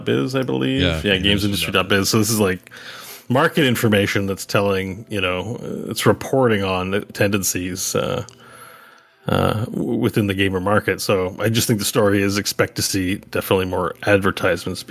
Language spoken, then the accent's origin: English; Quebec, Canada; I grew up in Quebec